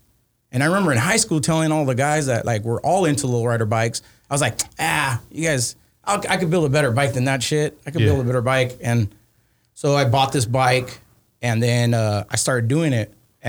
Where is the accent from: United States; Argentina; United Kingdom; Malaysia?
Argentina; I'm originally from Argentina, from South America.